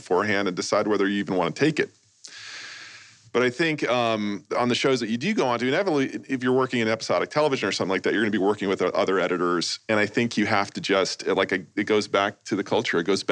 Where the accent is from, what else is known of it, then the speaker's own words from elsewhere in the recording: New York, United States; now in Los Angeles, United States; I grew up in New York